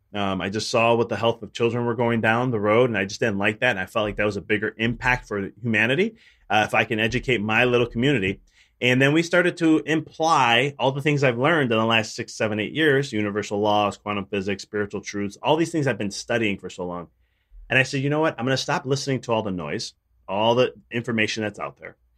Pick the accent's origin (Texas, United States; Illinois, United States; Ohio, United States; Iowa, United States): Illinois, United States; Chicago; I'm from, originally from Chicago